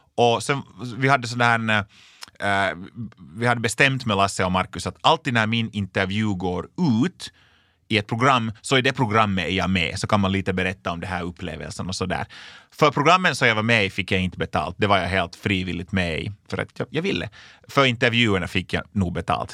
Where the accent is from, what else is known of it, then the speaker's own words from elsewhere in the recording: Lapinjärvi, Uusimaa, Finland; Jag kommer alltså från en liten, liten by som heter Linkoski i Lappträsk i östra Nyland